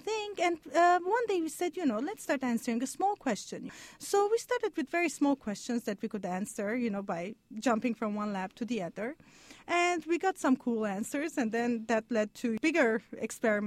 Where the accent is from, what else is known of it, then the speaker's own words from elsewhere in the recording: Lebanon; moved away as an adult; also born or lived in Montreal, Canada; now in Stanford, United States; I'm Armenian. I grew up in Lebanon. And I lived, you know, a big part of my life in Canada, in Montreal.